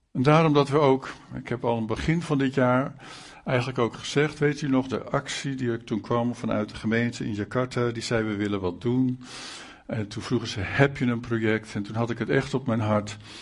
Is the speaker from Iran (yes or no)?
no; Netherlands; Wij als Nederlanders